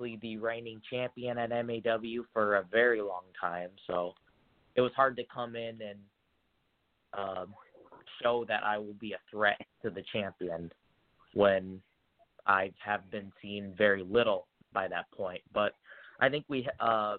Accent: North Dakota, United States; It's my home state

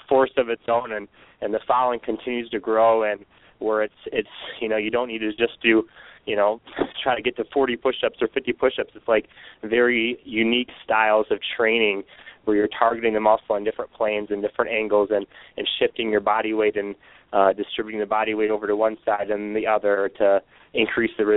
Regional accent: Michigan, United States; I was born and raised in Michigan

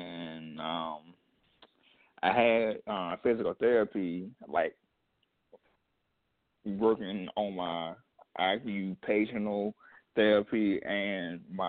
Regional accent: Columbus, Mississippi, United States; now in Savannah, United States; I'm from Mississippi, Columbus, Mississippi, and I'm 30

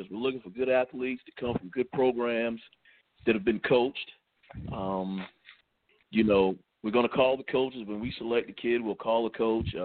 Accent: Bamberg, South Carolina, United States; Uh, I'm {S3} from Bamberg {S5} originally. Played college ball at Presbyterian College

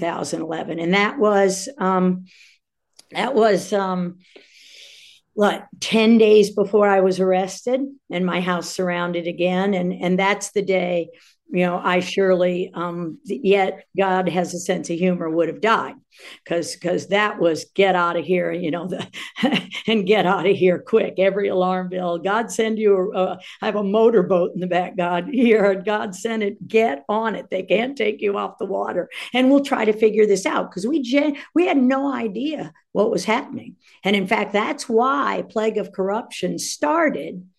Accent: Washington, District of Columbia, United States; also born or lived in Northern Virginia / Florida; I grew up in the Washington, D.C. area after my parents got a divorce

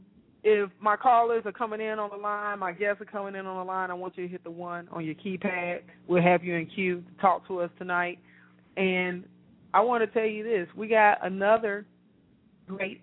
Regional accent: Chicago, Illinois, United States; now in Atlanta, United States; the city of Chicago where I'm from

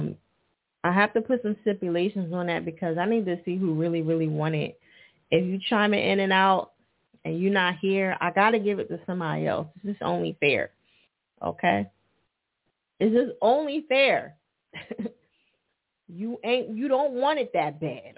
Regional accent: New Jersey, United States; Newark, New Jersey. My home state

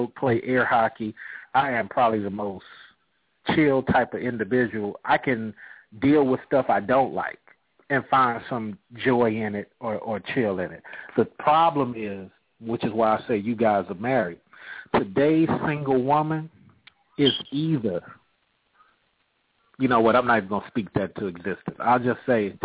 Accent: Bay Area, California, United States; moved away as an adult; also born or lived in Georgia; now in Atlanta, United States; I'm originally from California, bro. I'm originally from the Bay Area. I just happened to be down here for 12 years

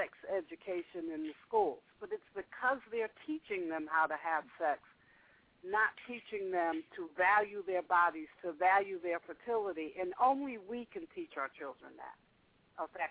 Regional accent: the North, United States; I grew up in the North

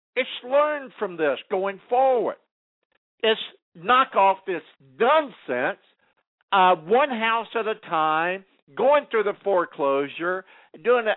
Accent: California, United States; as a Californian

